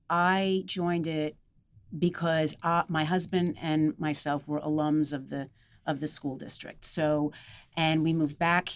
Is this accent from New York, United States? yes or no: yes; Glen Head, New York, United States; When I was growing up in Glenhead and the surrounding areas, it was very blue collar.